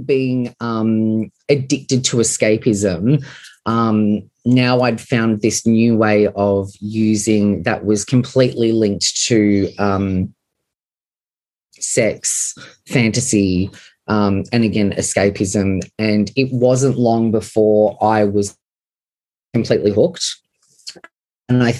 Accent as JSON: {"language": "English", "town": "Sydney", "region": "New South Wales", "country": "Australia", "tie": "born or raised there", "said": "I grew up on Sydney's northern beaches in the 90s"}